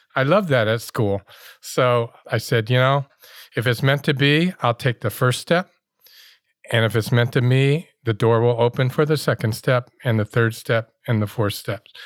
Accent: Oakland, California, United States; growing up in Oakland

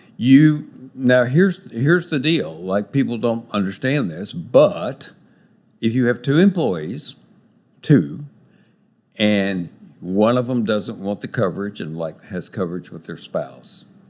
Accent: Texas, United States; moved away as an adult; also born or lived in Los Angeles, United States; I'm a Texan by birth and have lived here a lot, a long time

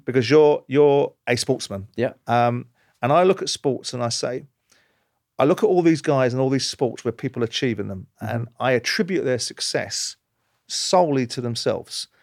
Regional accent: London, United Kingdom; I come from South London. I was brought up with a certain outlook

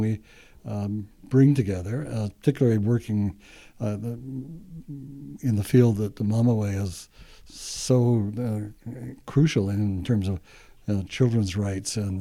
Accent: Winnipeg, Manitoba, Canada; I grew up in the North End

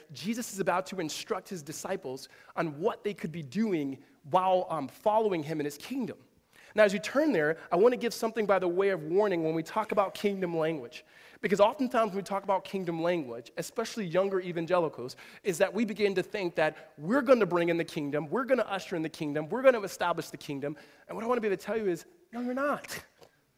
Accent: Southern California, United States; when we were kids growing up in Southern California

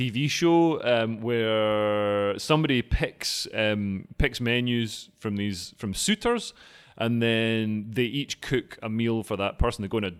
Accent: Scotland, United Kingdom; I'm Scottish.

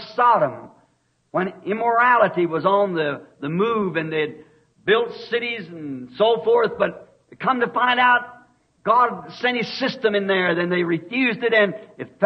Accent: Arizona, United States; I'm from Arizona

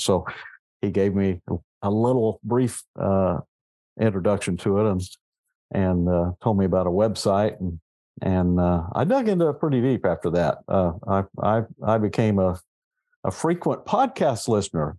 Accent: Southeast Kansas, United States; moved away as an adult; also born or lived in Northeast Oklahoma / Missouri; now in Corpus Christi, United States; I grew up in Southeast Kansas

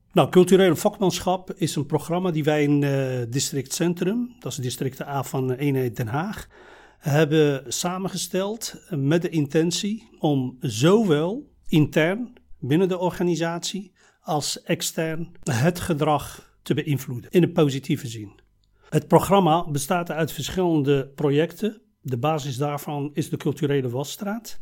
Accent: Morocco; moved away as an adult; now in Netherlands; geboren en getogen in Marokko. Ik ben op leeftijd van 24 eh, naar Nederland gekomen.

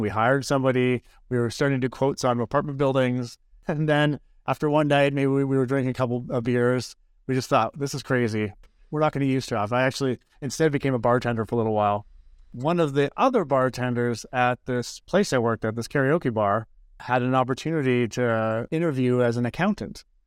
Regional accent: Owen Sound, Ontario, Canada; now in Edmonton, Canada; growing up in Owen San.

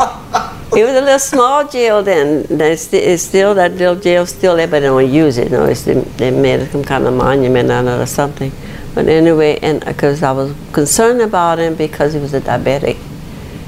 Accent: Erwinville, Louisiana, United States; I grew up in Irvinville, Louisiana.

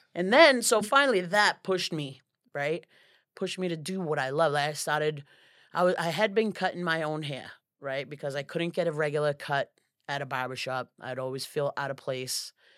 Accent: Lawrence, Massachusetts, United States; moved away as an adult; now in Florida, United States; I'm from Lawrence, Massachusetts

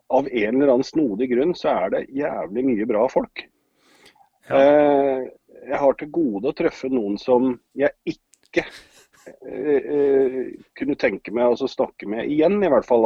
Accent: Hamar, Innlandet, Norway; moved away as an adult; also born or lived in Grimstad / Oslo; now in Son, Norway; fra Grimstad, men oppvokst utenfor Hamar.

